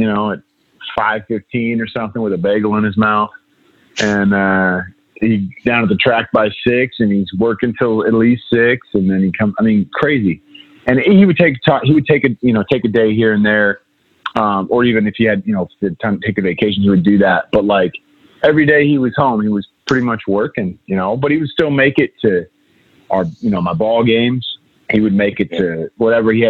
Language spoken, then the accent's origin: English; United States; as an American